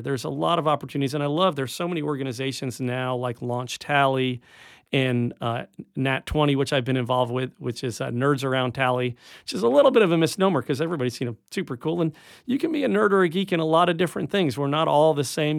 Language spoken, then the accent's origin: English; Rockland County, upstate New York, United States; now in Tallahassee, United States; I grew up in upstate New York